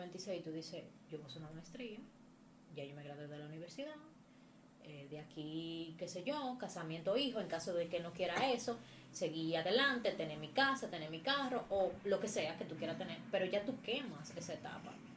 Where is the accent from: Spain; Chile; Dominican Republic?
Dominican Republic; Moca, Espaillat; moved away as an adult; now in Santo Domingo, Dominican Republic; mi ciudad natal Moca